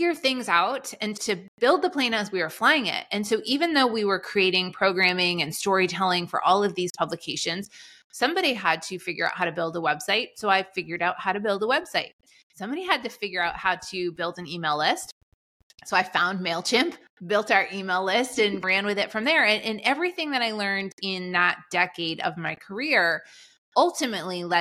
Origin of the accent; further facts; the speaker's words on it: Boston, Massachusetts, United States; I grew up in Boston